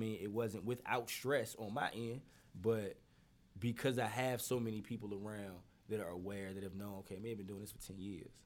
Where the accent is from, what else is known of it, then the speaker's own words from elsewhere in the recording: Norfolk, Virginia, United States; I am from Poplar Halls, and you know I I got a lot of ties to Park Place too.